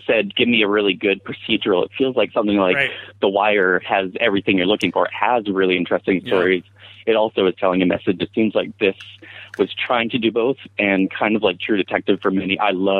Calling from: Vancouver, British Columbia, Canada; I'm here in Vancouver, BC.

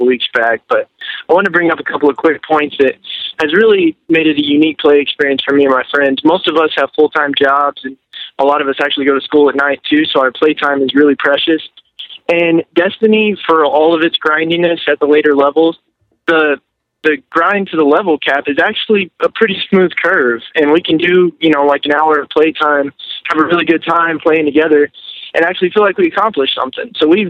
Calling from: Texas, United States; from Texas

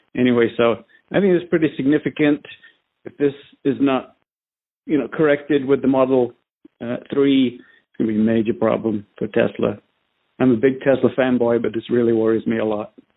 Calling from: Southern California, United States; I'm calling from Southern California.

